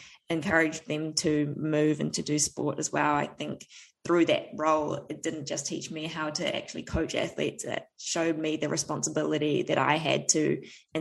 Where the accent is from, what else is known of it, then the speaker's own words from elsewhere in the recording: Tauranga, Bay of Plenty, New Zealand; I am from New Zealand. I grew up in a little town called Tauranga